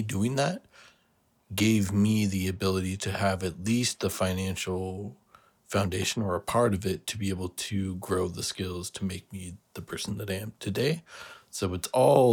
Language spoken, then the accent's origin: English; Kingston, Washington, United States; my main hometown is Kingston, Washington